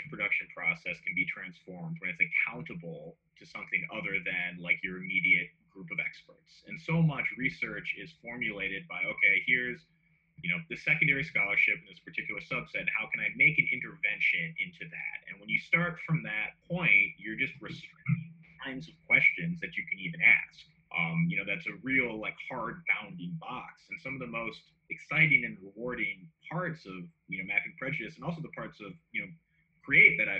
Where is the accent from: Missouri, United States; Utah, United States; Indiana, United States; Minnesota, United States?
Minnesota, United States; Minneapolis; I grew up in near North Minneapolis